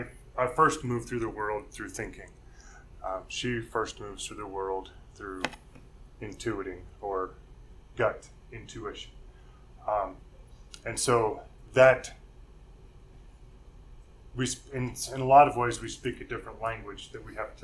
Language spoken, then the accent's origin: English; Nebraska, United States; I'm from Nebraska. It's not an incredibly diverse state